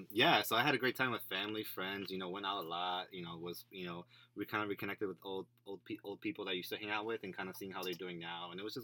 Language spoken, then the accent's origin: English; Chicago, Illinois, United States; moved away as an adult; I am from Chicago. Shy city, my city.